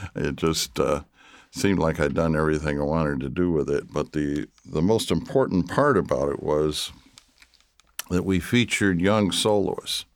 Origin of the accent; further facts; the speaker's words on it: Traverse City, Michigan, United States; also born or lived in Detroit, Michigan; I was born in Detroit, but I grew up in Traverse City, Michigan